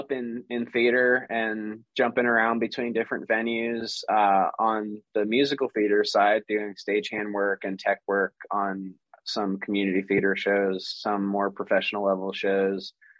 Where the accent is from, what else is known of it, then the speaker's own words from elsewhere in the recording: Baltimore, Maryland, United States; moved away; So I was born and raised in Baltimore, Maryland. And when I was living in Maryland, you know, my parents met doing theater, essentially.